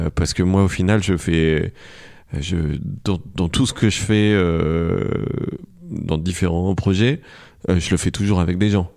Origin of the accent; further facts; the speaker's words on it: Paris, Île-de-France, France; on vient de, de, de France et de Paris